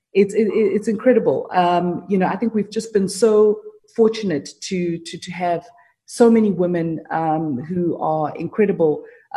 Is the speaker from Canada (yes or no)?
no; South Africa; I was from South Africa